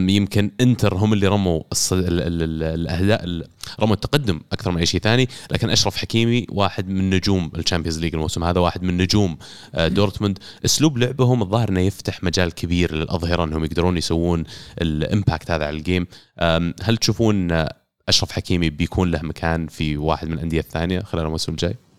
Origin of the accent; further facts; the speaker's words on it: Saudi Arabia; انا بالنسبه لي كسعودي